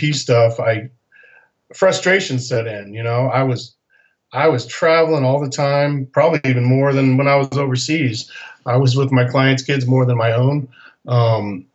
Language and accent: English; Salt Lake City, Utah, United States; moved away as an adult; also born or lived in Rome, Italy; I grew up in Salt Lake City, Utah